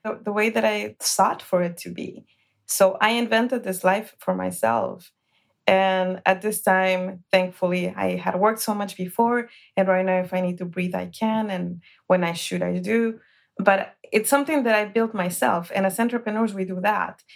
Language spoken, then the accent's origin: English; Guatemala; moved away; I was born in Guatemala